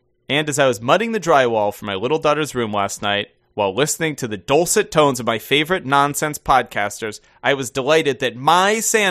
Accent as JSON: {"language": "English", "country": "Denmark", "tie": "born or raised there", "said": "while I'm born and raised in Denmark, my father lived in the Netherlands in my teens, so I visit him quite frequently there."}